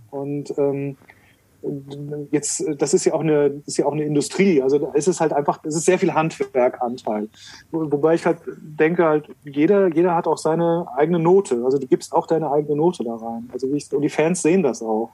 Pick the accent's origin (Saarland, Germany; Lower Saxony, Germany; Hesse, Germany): Hesse, Germany; Frankfurt; als Frankfurter